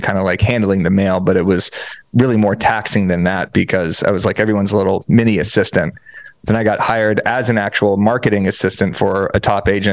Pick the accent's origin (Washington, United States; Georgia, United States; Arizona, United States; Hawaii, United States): Arizona, United States; Tucson; moved away as an adult; now in Los Angeles, United States; I'm from Tucson, Arizona.